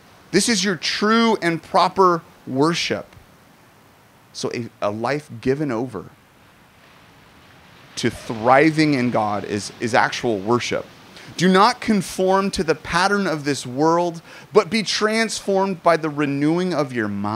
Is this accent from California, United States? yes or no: yes; Southern California, United States; I'm Southern Californian